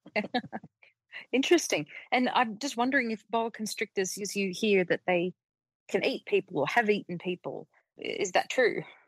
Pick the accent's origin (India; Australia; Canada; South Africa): Australia; Sydney, New South Wales; now in Denver, United States; I grew up in Sydney, metropolitan Sydney